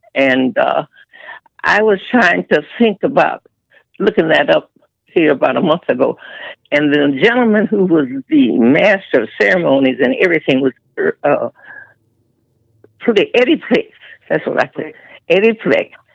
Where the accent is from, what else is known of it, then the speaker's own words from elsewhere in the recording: Chicago, Illinois, United States; I was born and raised in Chicago on the west side